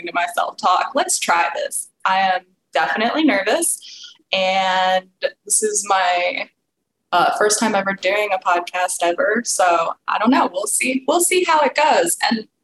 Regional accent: Pennsylvania, United States; moved away as an adult; now in Kentucky, United States; I am originally from Pennsylvania, so if you're used to hearing some Southern accents, that's why I differ a little bit.

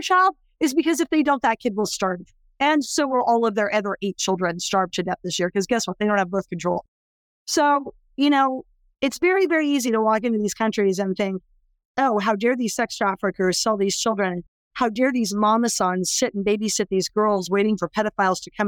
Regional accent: California, United States; I was born in California

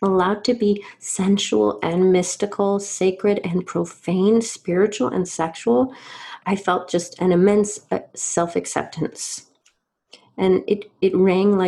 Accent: Georgia, United States; I grew up in Georgia

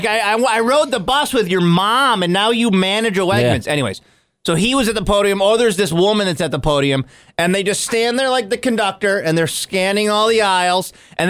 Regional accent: Phoenix, Arizona, United States; now in Central New York, United States; growing up in Phoenix

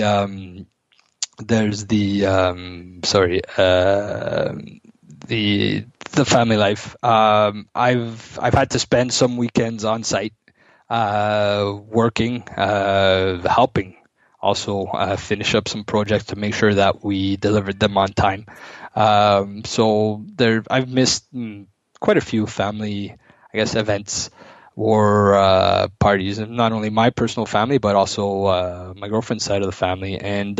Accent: Ottawa, Ontario, Canada; born and raised in Ottawa

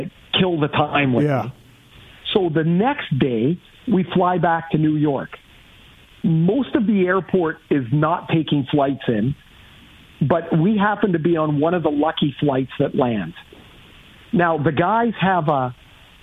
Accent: Trail, British Columbia, Canada; I'm from Trail, BC.

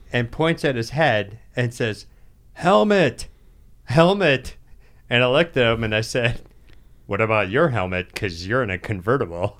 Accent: Northwest Ohio, United States; growing up in Northwest Ohio in the seventies

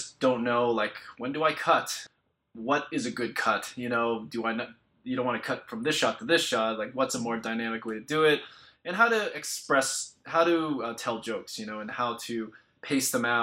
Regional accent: Orange County, California, United States; I more or less grew up in Orange County, so south of here

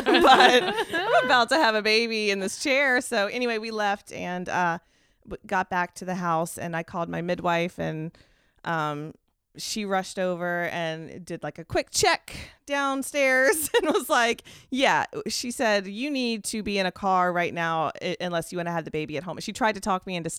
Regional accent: United States; which I wasn't comfortable with because I'm American.

